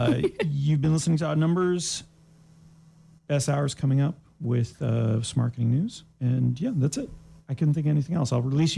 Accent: Canada; now in United States; I'm Canadian

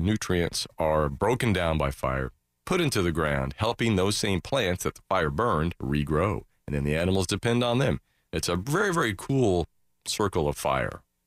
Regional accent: Daytona Beach, Florida, United States; growing up in Daytona

